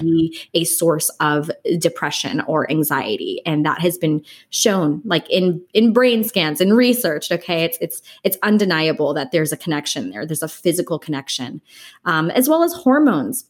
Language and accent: English; Los Angeles, California, United States; also born or lived in Dallas, Texas; I am born and raised in Los Angeles, California